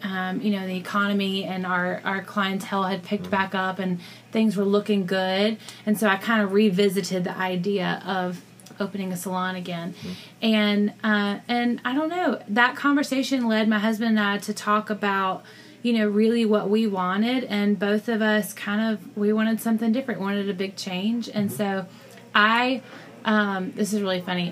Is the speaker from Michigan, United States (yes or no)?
no; Columbus, Georgia, United States; moved away as an adult; I'm from Columbus, Georgia, originally.